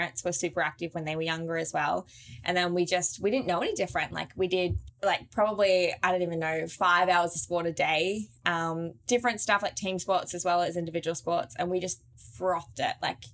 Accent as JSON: {"language": "English", "country": "Australia", "tie": "born or raised there", "said": "we're so blessed to have grown up there"}